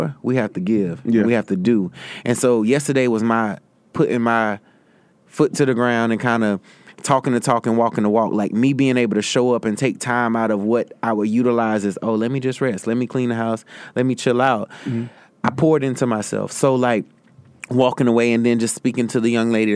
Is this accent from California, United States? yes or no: no; Greer, South Carolina, United States; now in New York, United States; I did my first event in my hometown of Greer, South Carolina